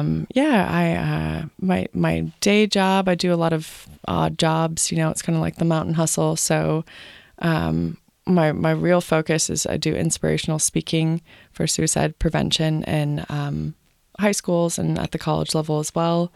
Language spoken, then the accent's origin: English; New Jersey, United States; moved away as an adult; now in Boone, United States; I was born and raised in New Jersey